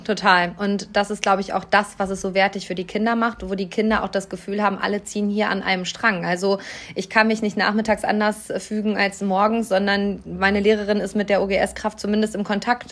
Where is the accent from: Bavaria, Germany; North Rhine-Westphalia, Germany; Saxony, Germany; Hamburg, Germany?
North Rhine-Westphalia, Germany; Hamm; einer Grundschule meiner Heimatstadt Hamm